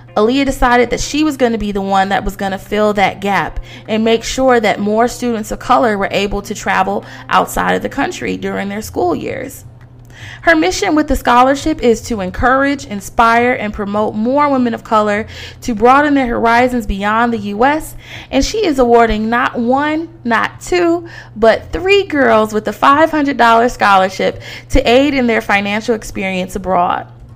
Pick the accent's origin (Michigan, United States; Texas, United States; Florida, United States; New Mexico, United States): Michigan, United States; Detroit; moved away; my hometown of Detroit, Michigan